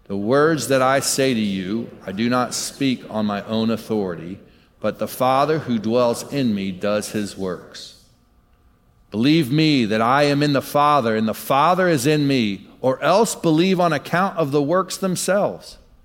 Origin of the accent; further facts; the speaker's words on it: Michigan, United States; Many times, well, I'm from Michigan. My dad was in the ministry. My dad was a pastor. I moved every couple years for a lot of my life.